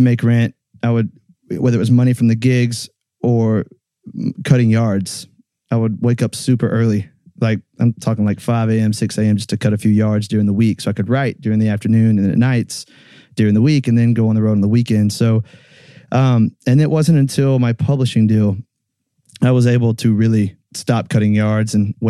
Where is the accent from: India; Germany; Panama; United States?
United States; about 30 minutes from Callaway Gardens, Georgia; it was at Callaway Gardens in Georgia, about 30 minutes from where my hometown is